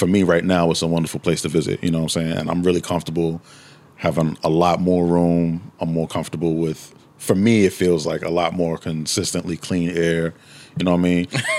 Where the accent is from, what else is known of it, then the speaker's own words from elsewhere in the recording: New York City, New York, United States; moved away as an adult; now in Washington, D.C., United States; I'm originally from Harlem. I'm born and raised in Harlem, New York.